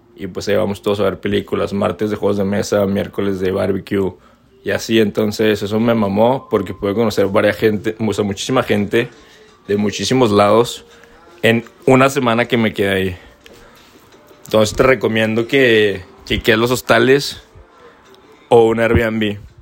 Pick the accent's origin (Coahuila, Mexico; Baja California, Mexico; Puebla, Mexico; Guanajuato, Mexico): Coahuila, Mexico; Torreón; moved away as an adult; yo soy de Torreón